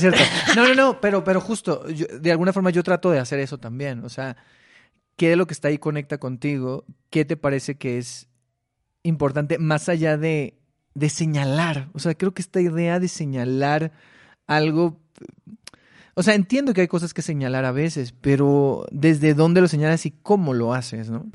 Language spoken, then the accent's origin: Spanish; Mexicali, Baja California, Mexico; moved away; yo soy de Mexicali.